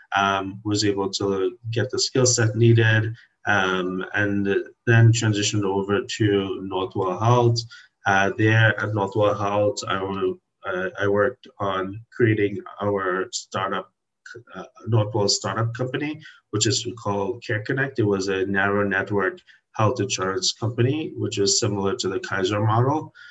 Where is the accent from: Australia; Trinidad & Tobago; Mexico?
Trinidad & Tobago; now in Washington, D.C., United States; I was born in Trinidad in the Caribbean